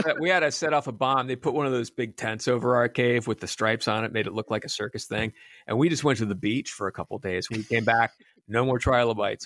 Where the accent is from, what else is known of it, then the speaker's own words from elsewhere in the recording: Pennsylvania, United States; I grew up in Pennsylvania